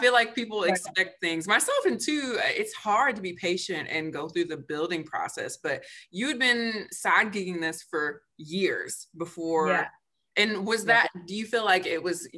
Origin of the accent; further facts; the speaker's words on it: Michigan, United States; now in Maryland, United States; I'm from Michigan originally